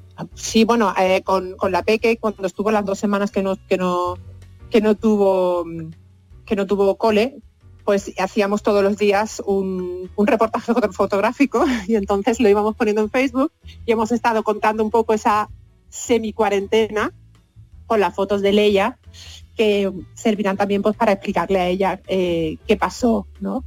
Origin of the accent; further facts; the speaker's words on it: Seville, Andalusia, Spain; moved away as an adult; also born or lived in Costa Rica / Copenhagen / Malmö; now in Vienna, Austria; con 20 años me fui de Sevilla